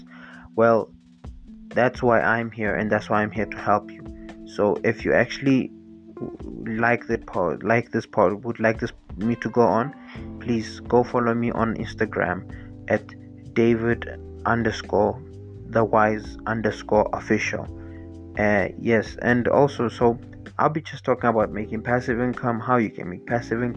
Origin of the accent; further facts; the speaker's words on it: Ethiopia; now in South Africa; I'm originally from Ethiopia